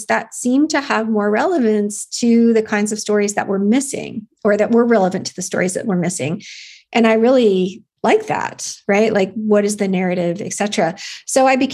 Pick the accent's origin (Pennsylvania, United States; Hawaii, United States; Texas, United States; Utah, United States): Utah, United States; Salt Lake City; moved away; I grew up in Salt Lake City as a non-Mormon